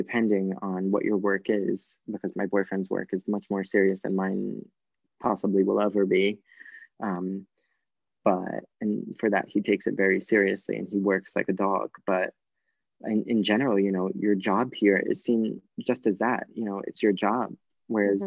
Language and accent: English; United States; moved away as an adult; also born or lived in New York; now in Florence, Italy; I'm American